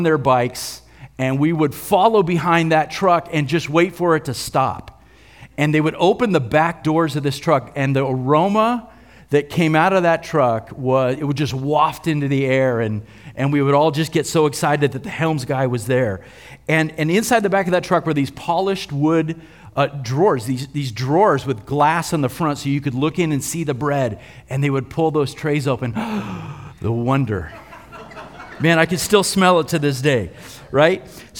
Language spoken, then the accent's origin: English; California, United States; When I was growing up in the West San Fernando Valley, I'm really going to date myself here.